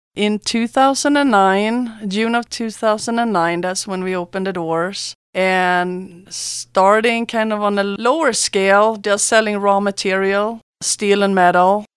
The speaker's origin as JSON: {"language": "English", "country": "Sweden", "moved": "as an adult", "lives_now": "San Luis Valley, United States", "said": "I'm from Sweden"}